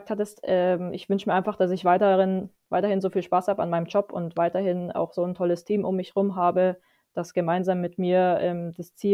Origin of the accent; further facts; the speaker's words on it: Munich, Bavaria, Germany; ähm, gut, München ist meine Heimatstadt, äh, das brauche ich nicht äh, leugnen, aber ich äh, sehe mich die nächsten Jahre in Fürth.